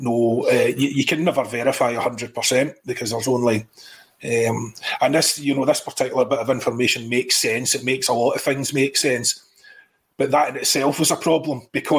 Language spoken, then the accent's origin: English; Northern Ireland, United Kingdom; Northern Ireland, as it happens, for the most part